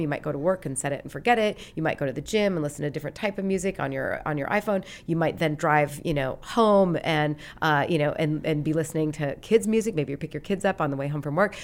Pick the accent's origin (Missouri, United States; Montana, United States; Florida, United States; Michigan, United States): Montana, United States; Great Falls; moved away as an adult; I grew up in Montana, and, uh, I grew up in Great Falls, which was the big city in Montana.